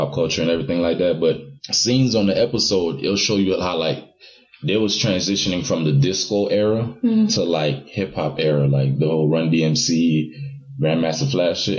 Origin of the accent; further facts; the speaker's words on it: Haiti; now in United States; I was born in Haiti. I just became a citizen literally like a few months ago.